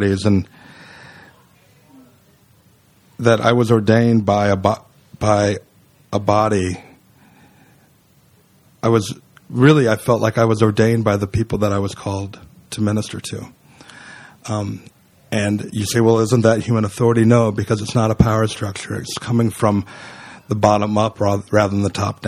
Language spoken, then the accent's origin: English; California, United States; moved away as an adult; now in Brooklyn, United States; I was from California. I came 2,752 miles